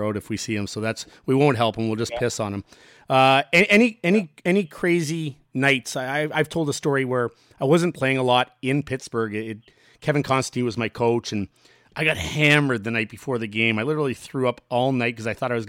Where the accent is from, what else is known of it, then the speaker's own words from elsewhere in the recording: Ottawa, Ontario, Canada; Toronto is one that I would have loved to, just being Canadian and growing up in Ottawa.